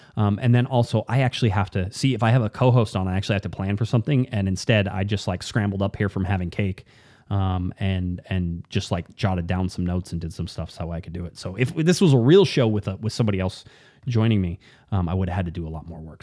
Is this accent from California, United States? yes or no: yes; Newport Beach, California, United States; I grew up in Newport Beach